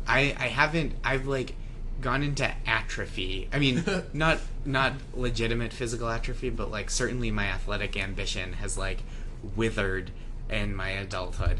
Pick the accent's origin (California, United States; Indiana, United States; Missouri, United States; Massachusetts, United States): Massachusetts, United States; Stoneham; I grew up in Stoneham, Massachusetts